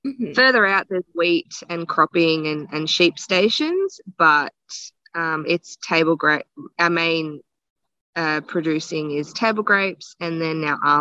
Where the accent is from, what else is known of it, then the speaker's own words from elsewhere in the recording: Australia; moved away as an adult; also born or lived in Melbourne, Victoria; now in Northern Territory, Australia; I knew that I was always going to leave my hometown. I knew that I wasn't going to stay. I left when I was 18 and I moved to Melbourne.